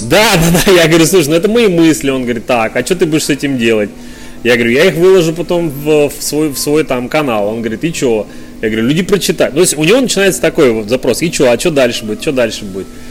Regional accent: Urals, Russia; also born or lived in Chelyabinsk; now in Yekaterinburg, Russia; родился и вырос на Урале. Долгое время я жил в Челябинске

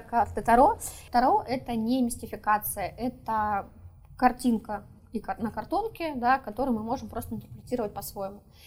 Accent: Saint Petersburg, Russia; Я сама из Петербурга

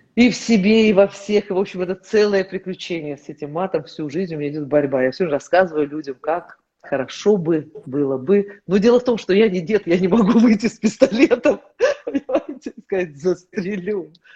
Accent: Kazakhstan; moved away as an adult; я приехала из Казахстана

